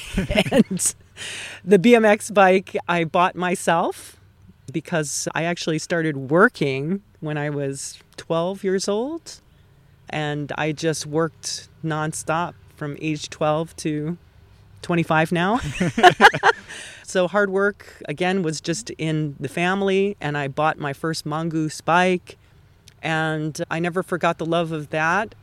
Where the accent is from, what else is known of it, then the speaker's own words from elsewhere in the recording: Hawaii, United States; moved away as an adult; also born or lived in Los Angeles / Burbank; now in Altadena, United States; I was definitely born and raised in Hawaii